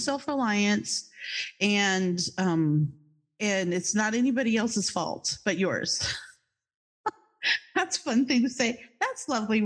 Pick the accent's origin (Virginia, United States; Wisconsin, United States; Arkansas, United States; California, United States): Virginia, United States; Charlottesville; moved away as an adult; also born or lived in New Jersey; now in Florida, United States; my hometown is Charlottesville, Virginia